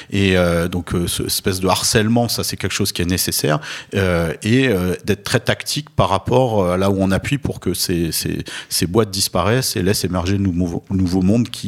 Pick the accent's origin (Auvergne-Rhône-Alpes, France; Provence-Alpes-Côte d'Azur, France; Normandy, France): Provence-Alpes-Côte d'Azur, France; Nice; Moi, j'ai grandi à Nice, qui est quand même une ville très